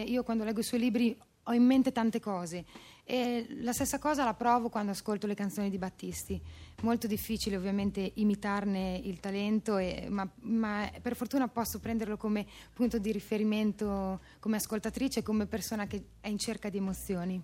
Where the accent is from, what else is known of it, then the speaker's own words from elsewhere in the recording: Emilia-Romagna, Italy; moved away as an adult; now in Milan, Italy; io sono romagnola ma vivo da 14 anni a Milano